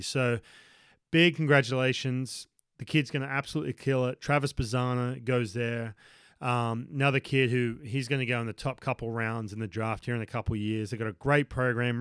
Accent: Newcastle, New South Wales, Australia; moved away; my hometown uh, up in Newcastle

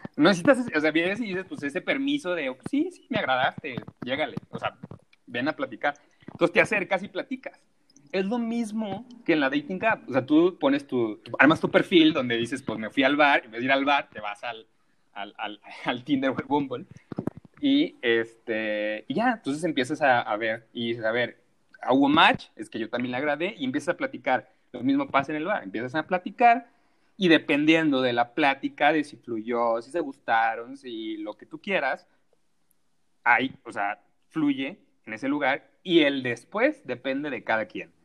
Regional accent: Sinaloa, Mexico; also born or lived in Culiacán; now in Mexico City, Mexico; yo soy de Sinaloa, radico en la Ciudad de México

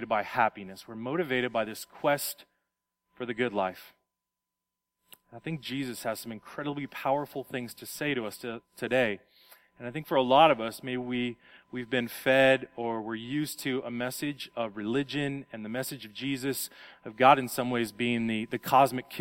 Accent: Las Vegas, Nevada, United States; moved away; I come from Las Vegas

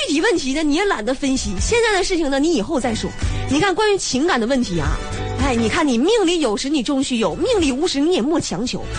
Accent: Northeast China, China; 我作为一个东北人

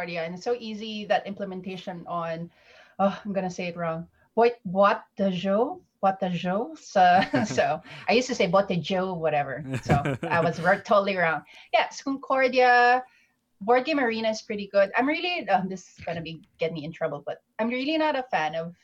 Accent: Philippines; moved away as an adult; I came originally from the Philippines. That's where I grew up. Came here in 2008

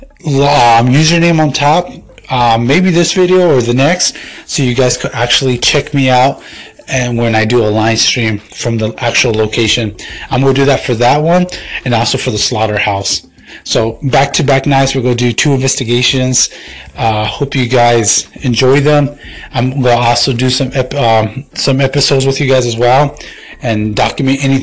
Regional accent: Tucson, Arizona, United States; here in my hometown of Tucson, AZ

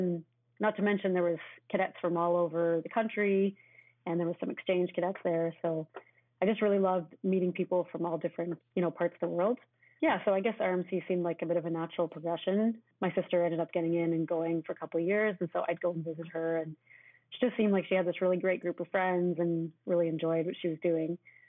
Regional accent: Victoria, British Columbia, Canada; born there; also born or lived in Chilliwack / Ottawa; I was born in Victoria. He was working at Railroads as a DSM. And then moved to Chilliwack. We were there for a couple of years. And we really loved BC

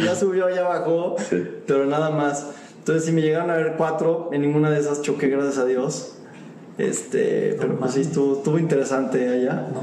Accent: Mexico; siendo mexicano

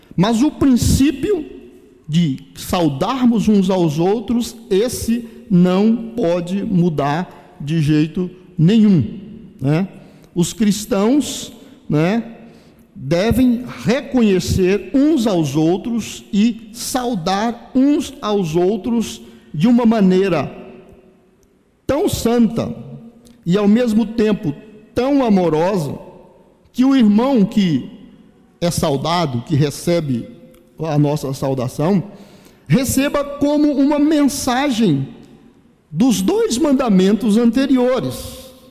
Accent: Brazil; nós brasileiros

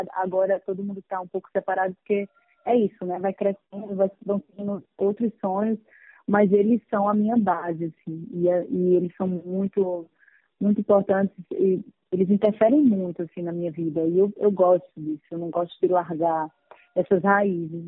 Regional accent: Paraíba, Brazil; moved away as an adult; now in Rio de Janeiro, Brazil; ter nascido na Paraíba, no Nordeste

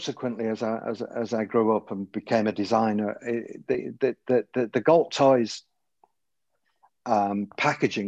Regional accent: Manchester, North West England, United Kingdom; now in London, United Kingdom; I'm from Manchester, but I live in London.

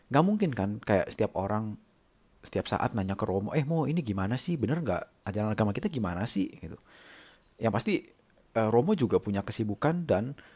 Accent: Jakarta, Indonesia; also born or lived in Germany; now in Singapore; Aku lahir dan besar di Jakarta, tapi udah lama sih nggak tinggal di sana.

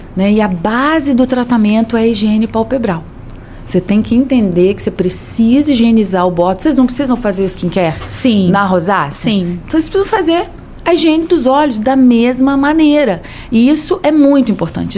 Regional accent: Campos dos Goytacazes, Rio de Janeiro, Brazil; moved away as an adult; now in Rio de Janeiro, Brazil; eu sou de Campos, mas vim para o Rio

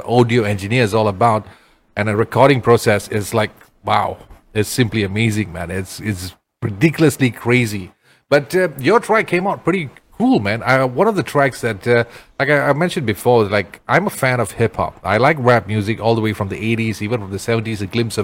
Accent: Perak, Malaysia; I'm from Perak

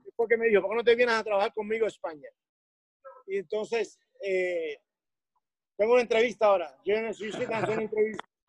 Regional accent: Havana, Cuba; moved away as an adult; soy cubano de La Habana

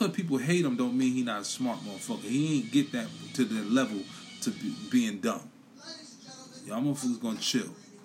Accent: New York City, New York, United States; now in Philadelphia, United States; I'm from Brooklyn. I represent Brooklyn. I represent BK to the fullest. But I'm in Philadelphia

